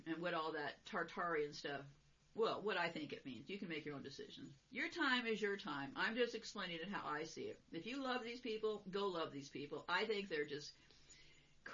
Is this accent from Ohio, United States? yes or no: no; California, United States; I was born in California